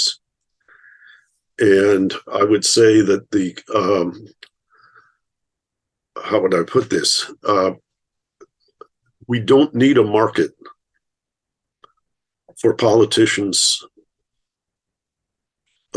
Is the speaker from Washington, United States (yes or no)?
no; Michigan, United States; I grew up in Michigan